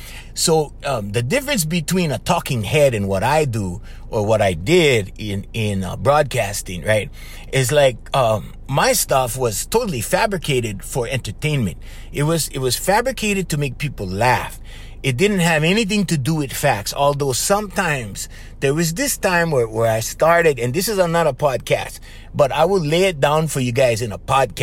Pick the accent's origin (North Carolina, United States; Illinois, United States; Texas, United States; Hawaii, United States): Hawaii, United States; Papakolea; Okay, I'm from Papakulea. There's 17 people in my house.